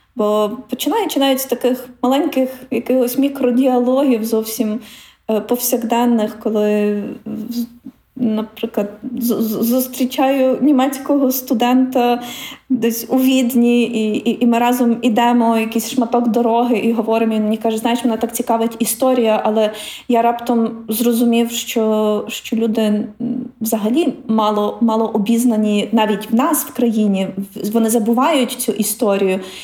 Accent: Ukraine; ми з України, бо ми українці

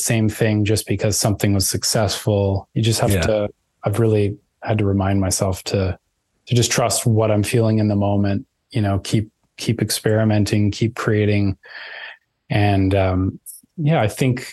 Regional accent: Vancouver, British Columbia, Canada; so I grew up in Vancouver. There's like near the mountains, there's a place called Lynn Canyon, and that's where I grew up.

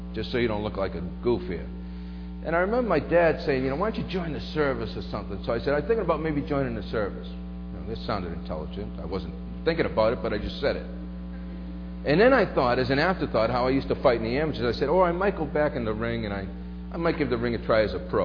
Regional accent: Brockton, Massachusetts, United States; I grew up in a little section of Brockton called the Village

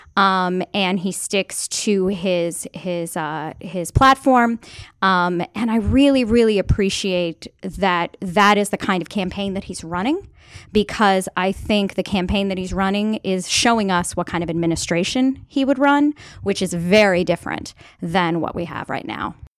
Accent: Maryland, United States; I am a lifelong Mayor Maryland resident

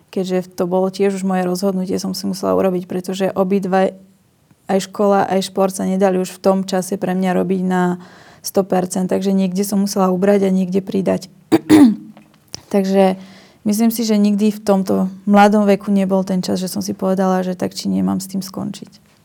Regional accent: Slovakia; som prišla vlastne zo Slovenska

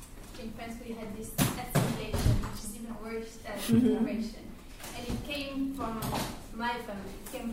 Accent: Russia; English is a second language; moved away as an adult; Just comment because I'm from myself, like originally from Russia, even though I don't live in Russia for some years

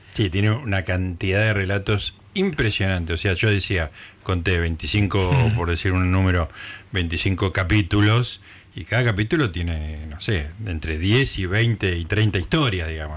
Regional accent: Capilla del Monte, Córdoba, Argentina; moved away; mi infancia en Capilla del Monte Córdoba

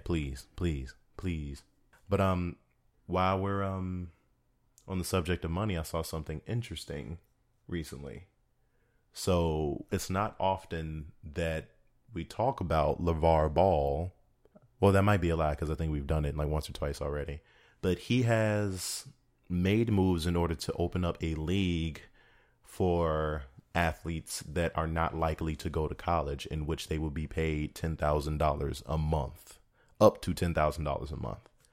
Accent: Chicago, Illinois, United States; I'm being from Chicago

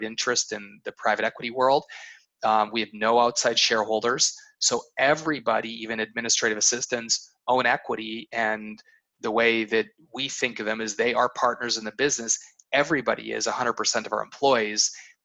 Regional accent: Canada; born or raised there; moved away

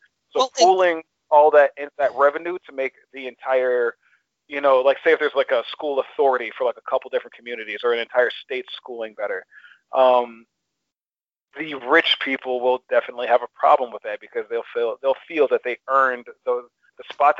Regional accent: Ann Arbor, Michigan, United States; also born or lived in Detroit; I grew up primarily in Ann Arbor, Michigan. And Ann Arbor, Michigan, Metro DC, Metro Detroit. So thereby, I was exposed to excellent school systems. I have never gone to a shitty school. Even when we moved back to the city, when we moved back to Detroit

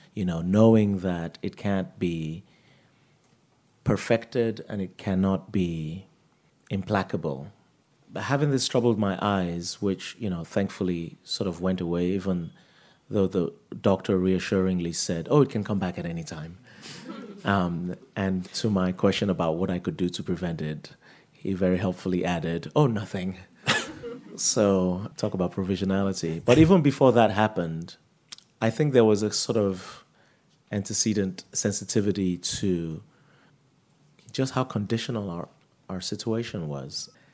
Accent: Nigeria; also born or lived in United States; now in New York City, United States; I grew up in Nigeria and I had a happy childhood

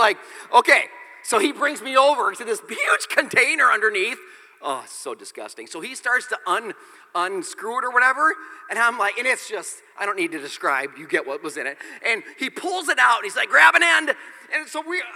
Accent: Nebraska, United States; I grew up in the Midwest. There's campgrounds everywhere. In the great state of Nebraska

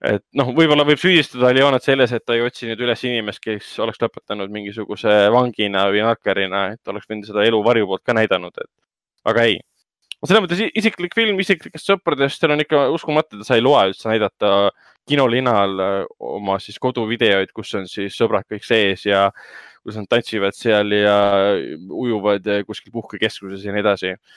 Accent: Tallinn, Harju County, Estonia; me ise kasvasime ka Hendrikuga Lasnamäel üles

